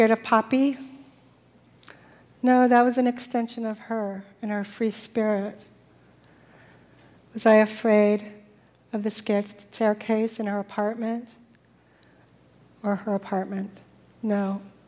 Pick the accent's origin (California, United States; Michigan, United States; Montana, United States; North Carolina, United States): California, United States; the Valley; I grew up in the Valley because I was a Valley girl